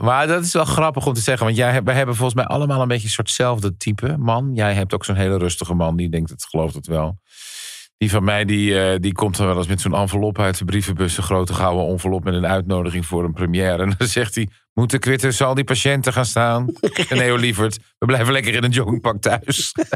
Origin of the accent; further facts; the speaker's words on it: Goeree-Overflakkee, South Holland islands, Netherlands; Ik kom van de Zuid-Hollandse eilanden, Goeree Overflakkee